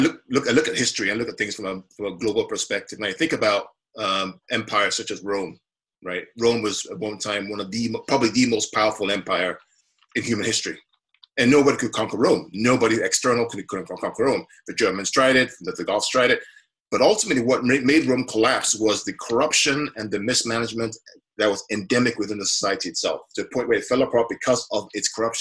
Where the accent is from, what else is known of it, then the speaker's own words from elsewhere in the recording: Nigeria; now in United States; I came from Nigeria, where I grew up, you know, under the Abacha and the Babangida years